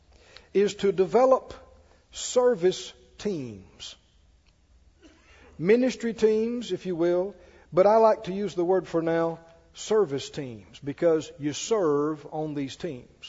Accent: Mississippi, United States; I grew up down in Mississippi.

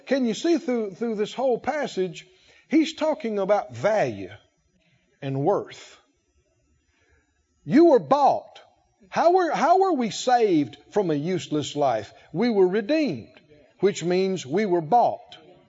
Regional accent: the South, United States; born there; I was born in the South and I was born to the Moore family. And so I'm a Moore boy. I'm a country boy.

